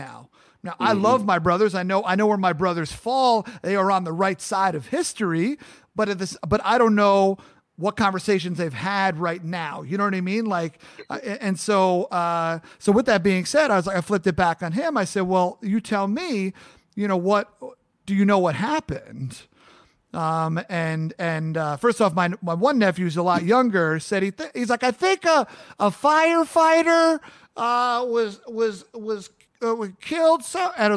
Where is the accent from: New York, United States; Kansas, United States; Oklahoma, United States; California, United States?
New York, United States; Long Island; moved away as an adult; I'm born and raised in Long Island, New York.